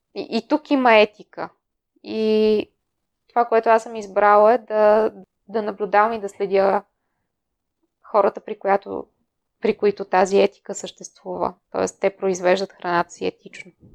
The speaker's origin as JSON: {"language": "Bulgarian", "town": "Plovdiv", "region": "Plovdiv Province", "country": "Bulgaria", "tie": "born or raised there", "also_born_or_lived": "Netherlands", "said": "Аз съм родена в Пловдив."}